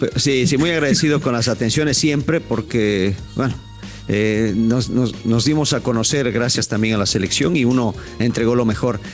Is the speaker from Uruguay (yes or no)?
no; Ecuador; hablando como ecuatoriano